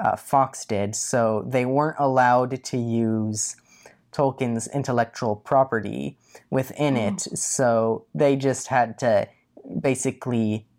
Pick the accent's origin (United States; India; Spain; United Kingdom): India; since I'm Indian, I know everything there is to know about people who base their books off of Indians.